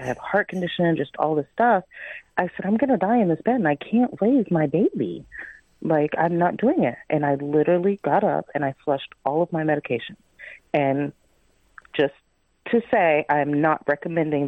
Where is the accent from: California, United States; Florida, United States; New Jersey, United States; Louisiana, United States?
Florida, United States; Miami; moved away as an adult; now in Tennessee, United States; Miami, Florida, which is my hometown